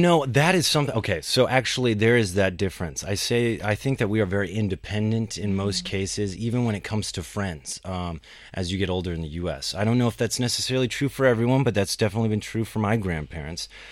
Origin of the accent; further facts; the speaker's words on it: Pakistan; I'm from Pakistan.